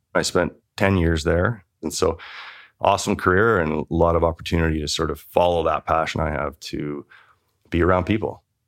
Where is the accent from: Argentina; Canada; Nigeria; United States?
Canada; This is a town of five thousand people. And I grew up there.